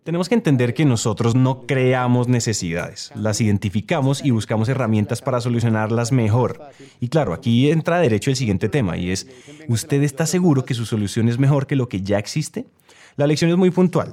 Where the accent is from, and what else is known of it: Colombia